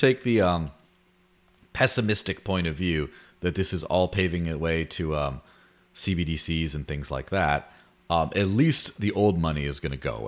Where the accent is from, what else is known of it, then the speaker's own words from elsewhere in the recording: Mexico; moved away; I grew up in Mexico